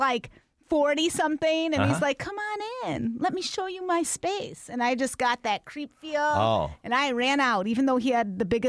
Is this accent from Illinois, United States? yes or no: yes; Mount Prospect, Illinois, United States; I'm from Mount Prospect.